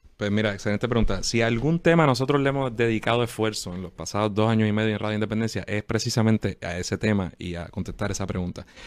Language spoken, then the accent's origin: Spanish; Puerto Rico